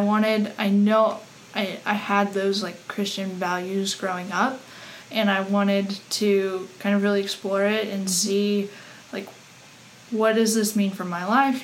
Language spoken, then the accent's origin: English; Colorado, United States; moved away as an adult; also born or lived in North Texas; I'm originally from Colorado